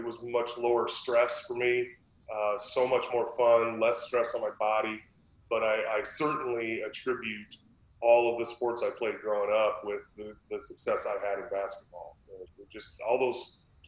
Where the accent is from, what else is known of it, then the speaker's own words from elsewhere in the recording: San Diego, California, United States; moved away as an adult; also born or lived in Utah / Washington / Kansas; I was born in Utah. My whole family is Mormon. I'm related to most of the state of Utah. And I was raised in San Diego